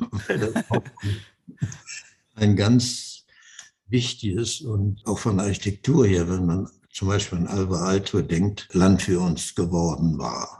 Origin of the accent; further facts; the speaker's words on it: Germany; also born or lived in Netherlands; wir Deutschen